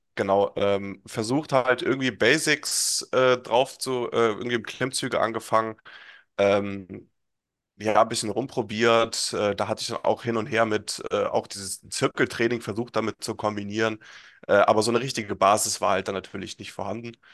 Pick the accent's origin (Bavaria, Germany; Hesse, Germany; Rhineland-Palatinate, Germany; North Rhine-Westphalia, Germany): Hesse, Germany; komme aus Hessen, in der Nähe von Kassel wohne ich